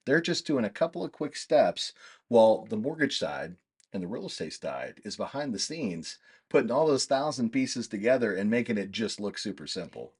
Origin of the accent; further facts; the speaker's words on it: Kansas, United States; moved away; I'm from Kansas originally